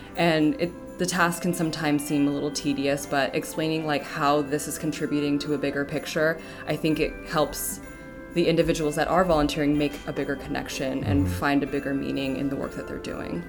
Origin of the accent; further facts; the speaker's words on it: Ventura County, California, United States; moved away; I'm actually originally from Ventura County, California